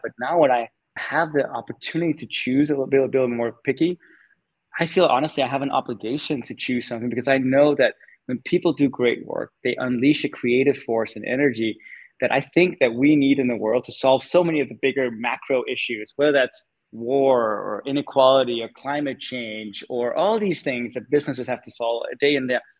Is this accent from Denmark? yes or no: yes; Denmark; moved away as an adult; also born or lived in California; I was born and raised in Denmark